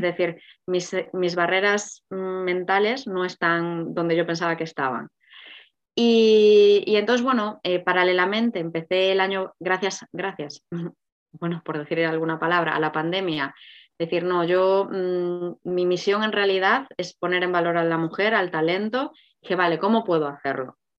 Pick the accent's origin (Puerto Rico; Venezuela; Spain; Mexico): Spain; Galicia; moved away; yo soy gallega